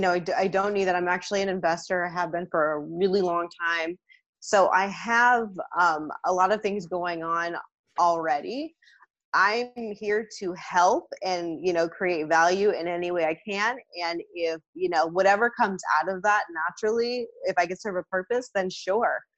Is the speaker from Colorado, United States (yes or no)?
no; the Bay Area, California, United States; I'm from the Bay Area. That's where I grew up.